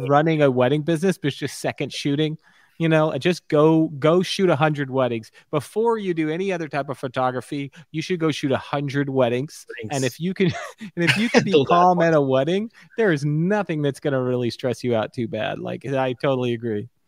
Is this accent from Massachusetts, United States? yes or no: no; Stuart, Florida, United States; also born or lived in Orlando; where I grew up in Stuart, Florida